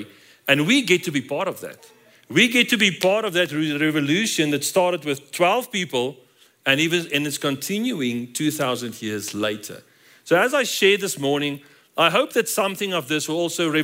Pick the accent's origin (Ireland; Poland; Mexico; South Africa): South Africa; moved away as an adult; now in Colorado Springs, United States; we're from South Africa